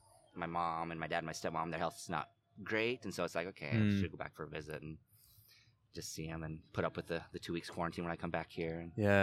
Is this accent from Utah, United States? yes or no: yes; Utah, United States; accent: American; moved away as an adult; also born or lived in Christchurch, New Zealand; now in Auckland, New Zealand; Originally from the U.S.